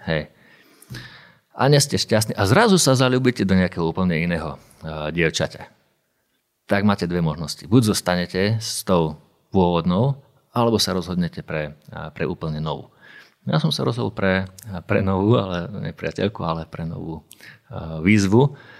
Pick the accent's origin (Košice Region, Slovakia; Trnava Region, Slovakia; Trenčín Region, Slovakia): Košice Region, Slovakia; Košice; moved away as an adult; also born or lived in Banská Bystrica; ja som bol z Košic a robil som v Banskej Bystrici